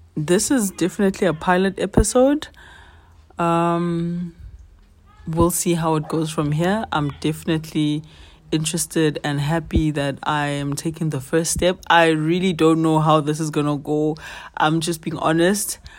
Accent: South Africa; as a twenty-five-year-old South African

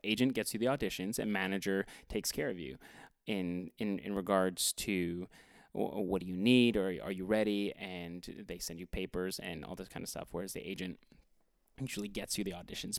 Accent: Edmonton, Alberta, Canada; I am from Edmonton, Alberta, Canada

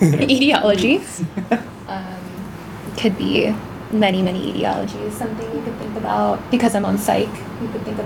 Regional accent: New Jersey, United States; moved away as an adult; also born or lived in Boston; now in Chicago, United States; I'm also a third year medical student. I'm from New Jersey. I went to college in Boston, and now I'm here in Chicago.

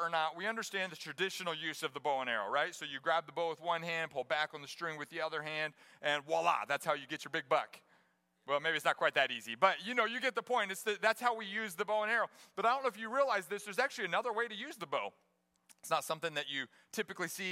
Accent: Johnston, Iowa, United States; moved away as an adult; now in Springfield, United States; I grew up in Johnston, Iowa, my first 18 years

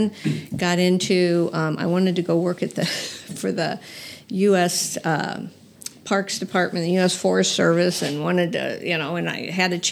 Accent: Lincoln, Nebraska, United States; moved away as an adult; also born or lived in Missouri; I was from Lincoln, Nebraska

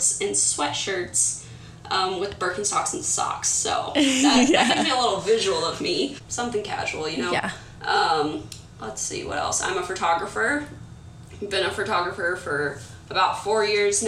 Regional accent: Kansas, United States; moved away as an adult; now in Southern California, United States; I live in Southern California. I'm originally from Kansas

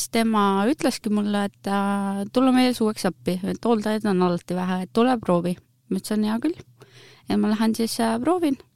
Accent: Paide, Järva County, Estonia; moved away as an adult; now in Rapla, Estonia; mina olen siis … sündinud ja kasvanud olen tegelikult Paides, aga viimased kümme aastat on siis, äh, on siis mu elu olnud nagu Raplas, töötan siin ja pere on siin

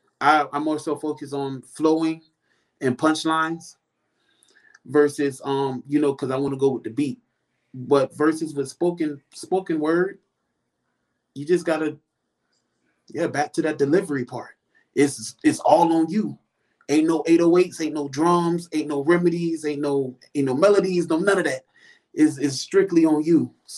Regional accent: Florida, United States; now in Houston, United States; See, I came from Florida, so I already thought that I was versatile.

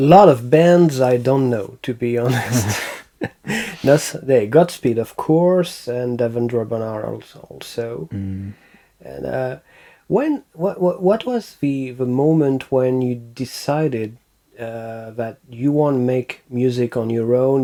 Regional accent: France; accent: French; English is a second language; my French accent did not disappear completely

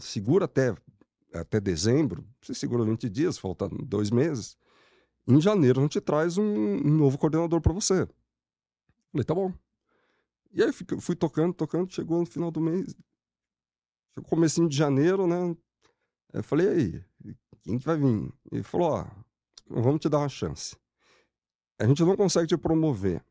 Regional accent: São Bernardo do Campo, São Paulo, Brazil; sou de São Bernardo

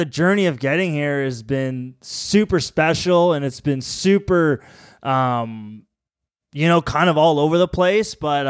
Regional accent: Collingwood, Ontario, Canada; Being from Ontario, growing up in Collingwood and skiing at Blue Mountain, and skiing was always like my biggest passion, and yeah, there was always this dream to move out west after high school.

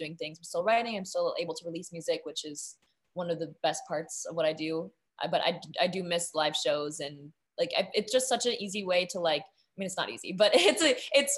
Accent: Napa, California, United States; I'm from Napa

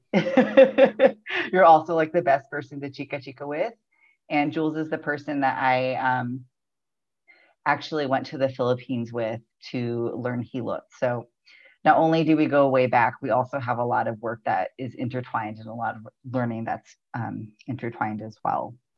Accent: United States; also born or lived in Baltimore, Maryland; My ancestry is mostly Tagalog and some Chinoy, but I was raised here on Turtle Island.

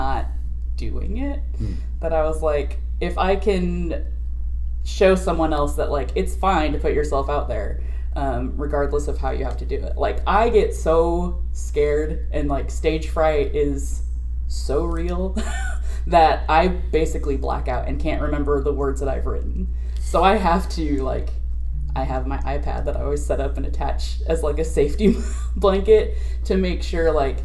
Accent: Sioux City, Iowa, United States; moved away as an adult; I grew up in Iowa, but it was, like, very close to South Dakota and Nebraska. So when we were living in, like, Sioux City

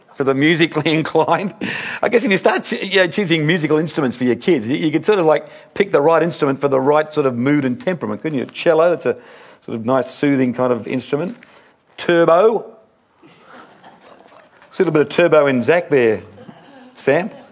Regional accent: Sydney, New South Wales, Australia; a little boy here growing up in Sydney

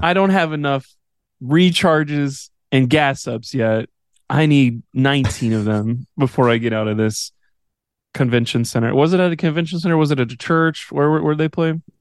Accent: Odessa, Texas, United States; growing up in West Texas

